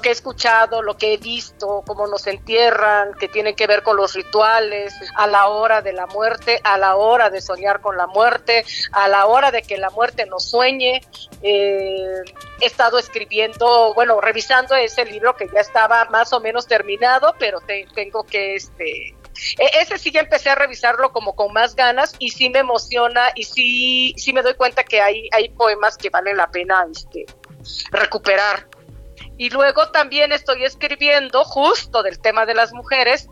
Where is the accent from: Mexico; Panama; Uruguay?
Mexico; la educación que tenemos, como, como mexicanos, mexicanas